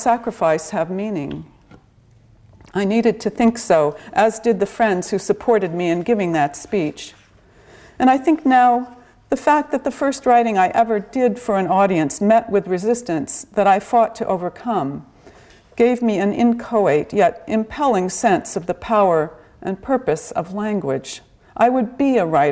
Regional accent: Pasadena, California, United States; I grew up in Pasadena, California

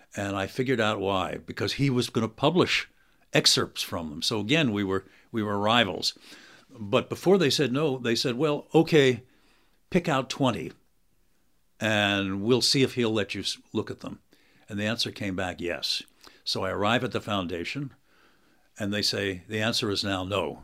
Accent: United States; I'm an American professor

